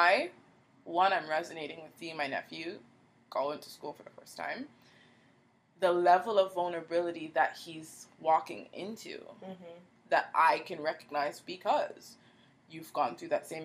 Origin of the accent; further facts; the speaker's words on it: Canada; growing up in Canada, which is very diverse